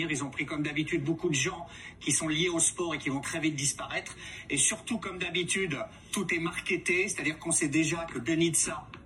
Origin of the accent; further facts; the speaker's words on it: Canada; Vous ne l'avez peut-être pas remarqué, mais je suis Canadien.